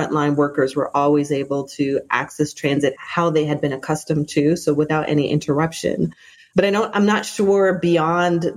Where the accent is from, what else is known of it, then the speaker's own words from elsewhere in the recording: Toronto, Ontario, Canada; I grew up in Toronto, Canada, where our transit system is called TTC